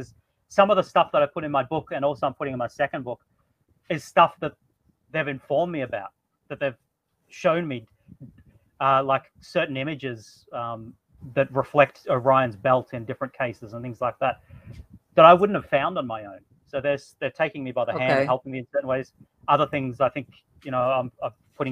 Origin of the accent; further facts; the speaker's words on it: Australia; I am Australian